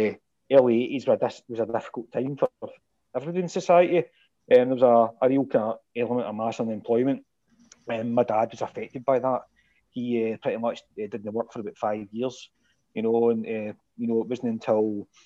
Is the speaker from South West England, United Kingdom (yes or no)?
no; Stevenston, Scotland, United Kingdom; also born or lived in Irvine; now in Saltcoats, United Kingdom; much come from Stevenson in North Ayrshire. Lived there all my life. I was born in Irvine, so I suppose you can put that in there. Aye. Born in Irvine Central, 1977, so I'm a bit an old codger compared to yourself.